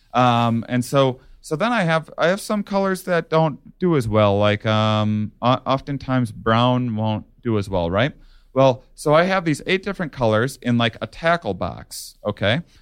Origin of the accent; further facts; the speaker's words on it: La Crosse, Wisconsin, United States; where I grew up in La Crosse, Wisconsin.